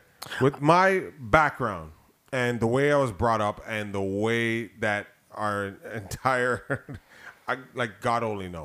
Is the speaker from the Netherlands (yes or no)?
no; Jamaica; as a Jamaican myself